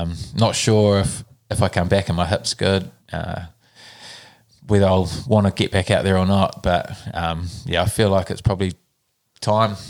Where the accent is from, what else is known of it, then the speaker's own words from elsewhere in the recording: Nelson, New Zealand; also born or lived in Auckland; I was born in Auckland, grew up in Nelson.